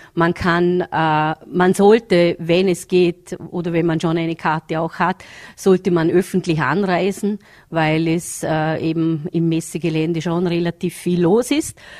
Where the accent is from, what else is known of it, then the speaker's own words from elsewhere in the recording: Vorarlberg, Austria; hier bei uns in Vorarlberg